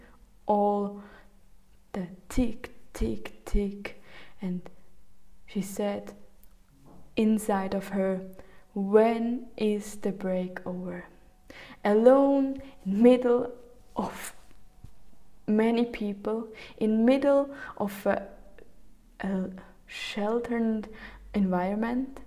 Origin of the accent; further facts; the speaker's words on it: Zug, Switzerland; I grew up in Switzerland, in the Canton Zug, And in the small village